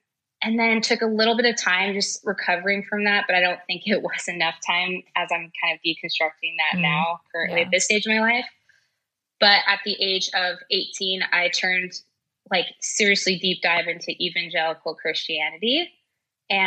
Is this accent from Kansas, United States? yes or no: no; Idaho, United States; born or raised there; also born or lived in Salt Lake City, Utah